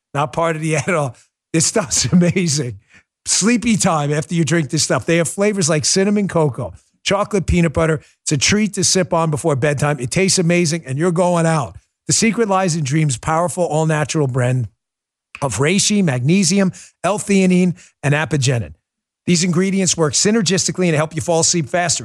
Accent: New York, United States; accent: New York; my New York accent

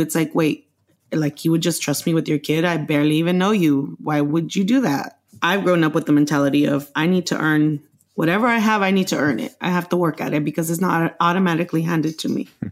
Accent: Los Angeles, California, United States; also born or lived in Mexico; I grew up in Los Angeles since the age of six when my parents brought me

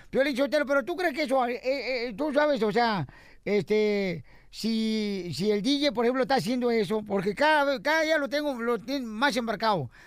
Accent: Matamoros, Tamaulipas, Mexico; de Matamoros, Tamaulipas

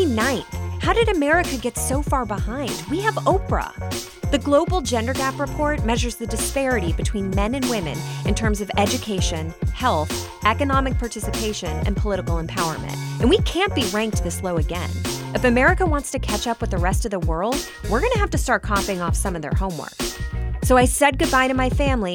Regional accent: United States; I'm an American.

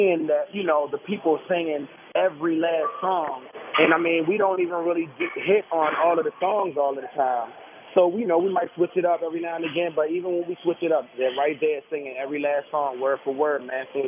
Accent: Annapolis, Maryland, United States; I'm from Annapolis, Maryland

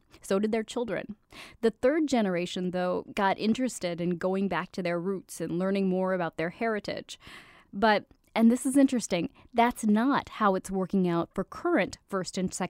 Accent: Iowa, United States; born there; That's what I technically am. I was born in Iowa.

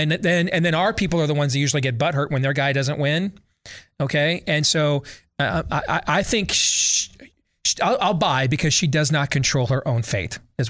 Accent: Missouri, United States; So I'm from Missouri. You're going to have to show me before I'm going to preemptively buy on Minnesota.

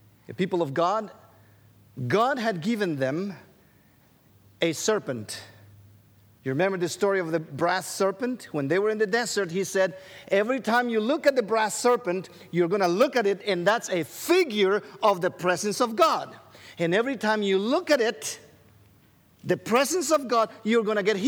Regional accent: Guatemala; Rachel and I, we grew up in Guatemala

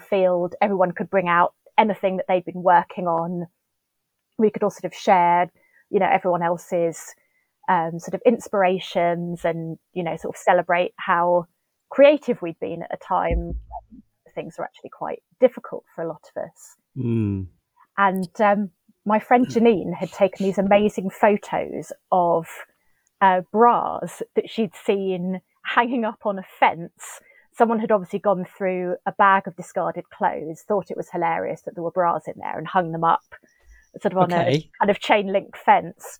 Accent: Steyning, South East England, United Kingdom; moved away as an adult; now in London, United Kingdom; I was born and brought up in West Sussex, about sort of 20 miles northwest of Brighton

